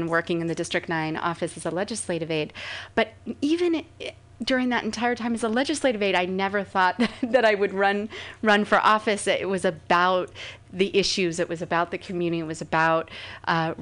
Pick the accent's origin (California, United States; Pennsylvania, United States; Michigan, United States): California, United States; Los Angeles; moved away as an adult; also born or lived in San Francisco Bay Area; now in San Francisco, United States; I was born in Los Angeles